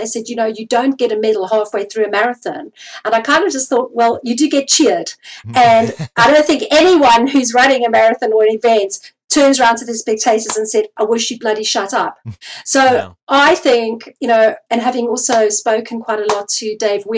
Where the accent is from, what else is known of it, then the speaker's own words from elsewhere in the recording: South Africa; I come from South Africa